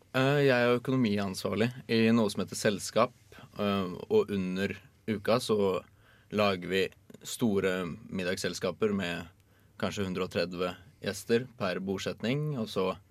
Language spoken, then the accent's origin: Norwegian; Oslo, Norway; now in Trondheim, Norway; jeg er fra Oslo og bor nå i Trondheim